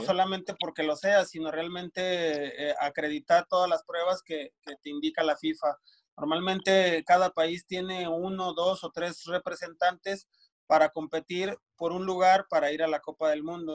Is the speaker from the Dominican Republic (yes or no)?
no; Durango, Mexico; also born or lived in Morelia, Michoacán; me fui para, de, aquí de Durango, me fui a, Morelia, Michoacán